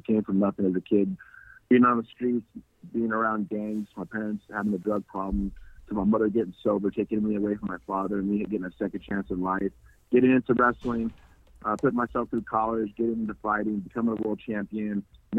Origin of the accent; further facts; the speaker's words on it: United States; And as an American, I think everybody should, because we're very lucky to be living here.